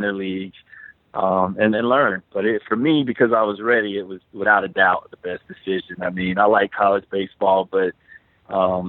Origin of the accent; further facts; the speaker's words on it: Tallahassee, Florida, United States; I had an opportunity to play collegiately at Florida State, which was right where I was in my hometown.